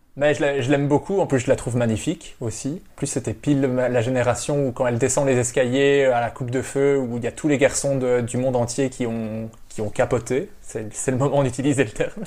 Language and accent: French; Belgium; je suis belge